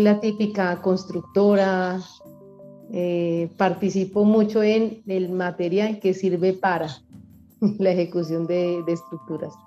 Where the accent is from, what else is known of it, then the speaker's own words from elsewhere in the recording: Medellín, Antioquia, Colombia; also born or lived in Bogotá; Nací en Bogotá y a los 5 o 6 años me trajeron para acá, para Medellín